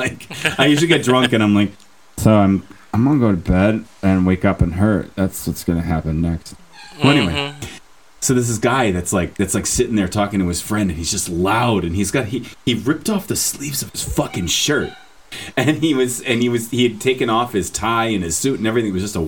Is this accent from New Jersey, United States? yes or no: yes; Newark, New Jersey, United States; I just talk like this because I'm from Newark.